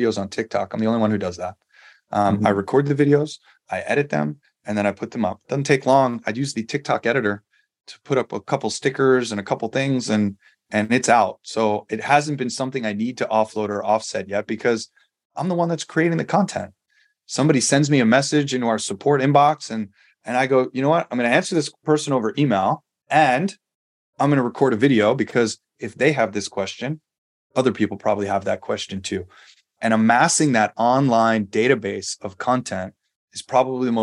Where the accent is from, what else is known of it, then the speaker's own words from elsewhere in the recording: New York, United States; moved away as an adult; also born or lived in San Diego; now in Las Vegas, United States; I grew up in New York